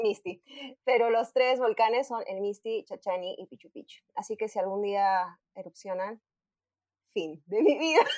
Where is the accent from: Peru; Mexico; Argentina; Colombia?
Peru; Arequipa; moved away as an adult; also born or lived in Lima, Peru / Madrid, Spain; Nací en Arequipa, eh, hace, en el 2010 me mudé a Lima para estudiar en la universidad y actualmente estoy en Arequipa